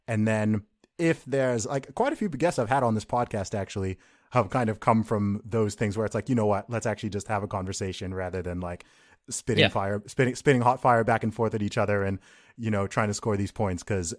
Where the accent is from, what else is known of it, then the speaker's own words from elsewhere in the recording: Saudi Arabia; I know, and I grew up in Saudi Arabia. So living in the Middle East, of course, right there.